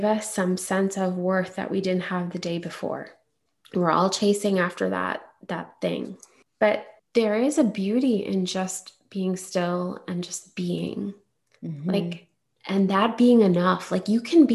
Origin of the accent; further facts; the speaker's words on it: India; as an Indian woman